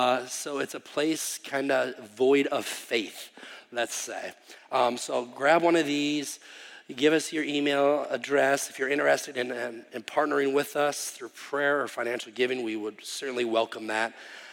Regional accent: Wisconsin, United States; moved away as an adult; now in Czech Republic; No, I grew up here in Wisconsin, actually like Geneva, and I went to the University of Wisconsin Oshkosh

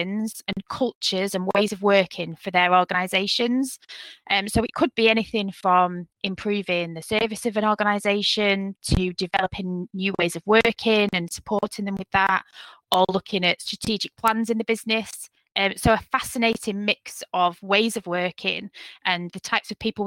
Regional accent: Manchester, North West England, United Kingdom; moved away as an adult; also born or lived in Huddersfield, West Yorkshire; now in West Yorkshire, United Kingdom; I was born in Manchester and have lived in West Yorkshire since I moved to Huddersfield when I was 18 to go to university there

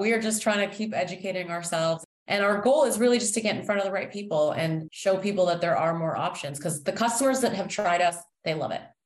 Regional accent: Toronto, Ontario, Canada; moved away as an adult; now in Chicago, United States; So I was born and raised in Toronto, Canada

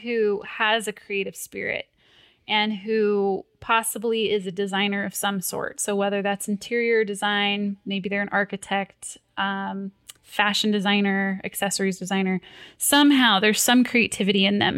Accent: Fullerton, California, United States; I grew up in Fullerton, California

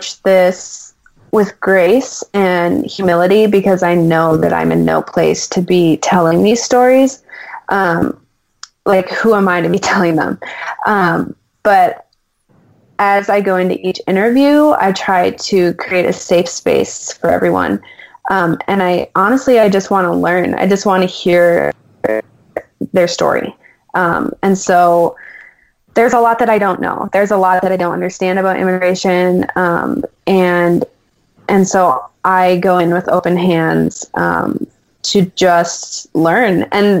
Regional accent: United States; as an American and as a creative

